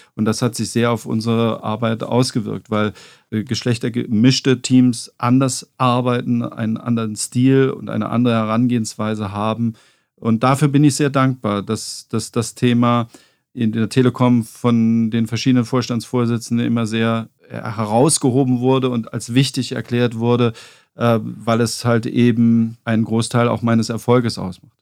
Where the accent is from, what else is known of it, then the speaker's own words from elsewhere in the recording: Saarland, Germany; moved away; ich bin im Saarland aufgewachsen